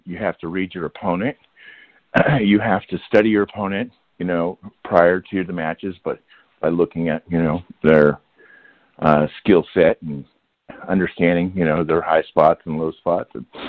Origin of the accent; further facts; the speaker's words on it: Leavenworth, Kansas, United States; So I leaned on my hometown, which is Leavenworth, Kansas. Fort Leavenworth is, you know, I was a military brat.